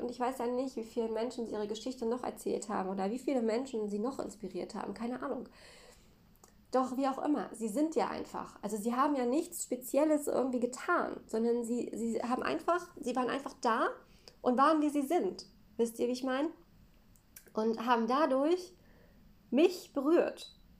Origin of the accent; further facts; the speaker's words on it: Mecklenburg-Vorpommern, Germany; für mich als Mecklenburger war das eine komplett andere Welt. Denn bei uns ist es so, hier in Mecklenburg